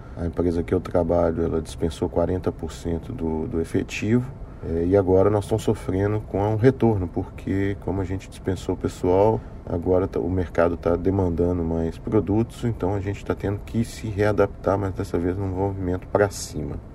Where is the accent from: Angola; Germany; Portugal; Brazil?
Brazil; moved away as an adult; also born or lived in Rio de Janeiro, Brazil; now in Houston, United States; sou brasileiro que trabalhava no Rio, no setor de petróleo e gás, e fui expatriado aqui para Houston